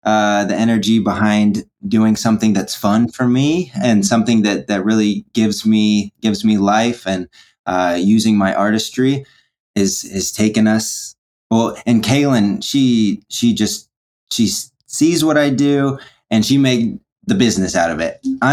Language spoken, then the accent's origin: English; Missouri, United States; I'm from Missouri. I'm from about an hour outside of Kansas City